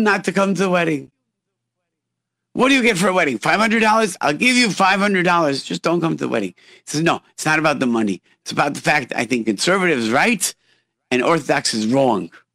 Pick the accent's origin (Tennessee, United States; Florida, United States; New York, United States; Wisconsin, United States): New York, United States; Rochester; we grew up in Rochester, which is an hour away from Niagara Falls